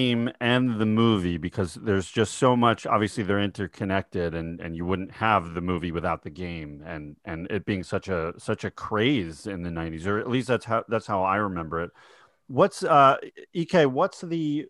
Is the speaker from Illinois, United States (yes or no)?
no; New York, United States; where I grew up in New York, there was no sidewalks